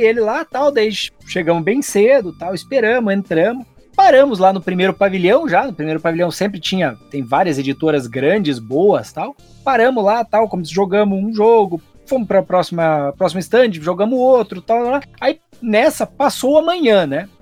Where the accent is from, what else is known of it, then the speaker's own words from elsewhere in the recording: Brazil; Eu era o louco que vinha da, do Brasil, da, da, daquela terra lá que fica lá na América do Sul